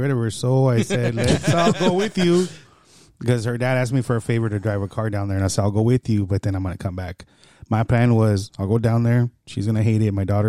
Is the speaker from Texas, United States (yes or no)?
no; Garden Grove, California, United States; also born or lived in San Antonio / El Salvador; I'm from Garden Grove, bro.